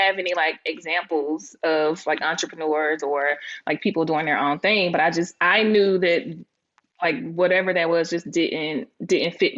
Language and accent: English; Laurel, Mississippi, United States; moved away; I'm from Laurel, Mississippi